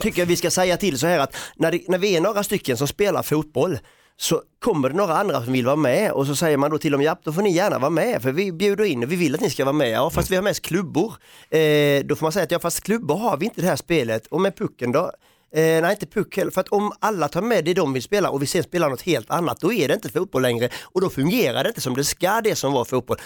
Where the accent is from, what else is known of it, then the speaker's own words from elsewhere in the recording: Sweden; man får som svensk